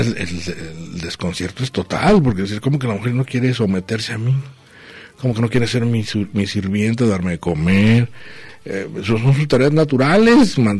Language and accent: Spanish; northern border, Mexico; now in Guadalajara, Mexico; mi tierra, allá a la frontera, allá es un frío